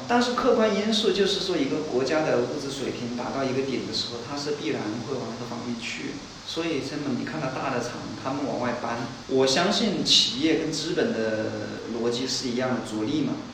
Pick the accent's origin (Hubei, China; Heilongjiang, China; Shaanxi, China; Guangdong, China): Hubei, China; 尤其比我们湖北